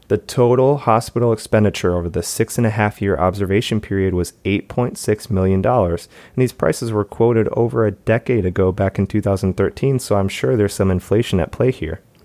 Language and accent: English; Michigan, United States; my hometown, Michigan